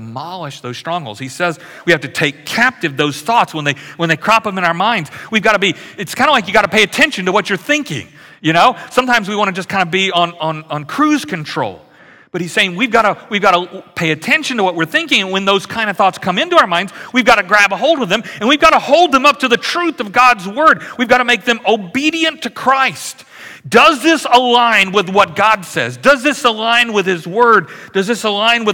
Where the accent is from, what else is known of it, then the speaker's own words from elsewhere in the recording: Louisiana, United States; moved away; I grew up in Louisiana, which is very much like Houston in the summer